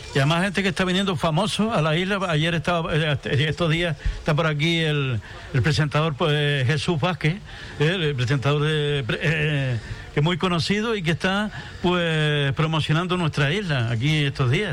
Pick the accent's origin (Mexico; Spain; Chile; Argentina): Spain; Antigua, Canary Islands; Aquí estamos en Antigua, en mi pueblo, en mi casa